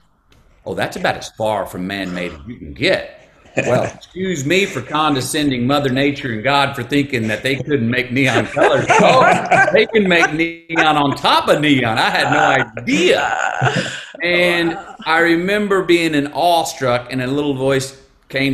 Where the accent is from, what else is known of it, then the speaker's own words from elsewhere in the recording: United States; I am an American.